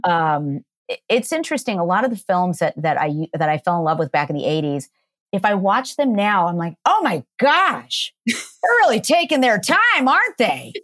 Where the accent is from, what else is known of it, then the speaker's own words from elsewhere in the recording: Downey, California, United States; I grew up in LA in Downey